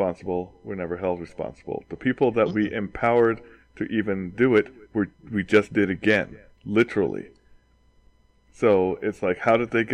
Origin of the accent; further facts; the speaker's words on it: United States; we're American